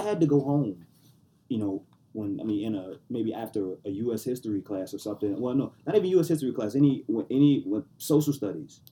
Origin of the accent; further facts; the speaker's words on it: New Orleans, Louisiana, United States; I'm from New Orleans, so I grew up all around.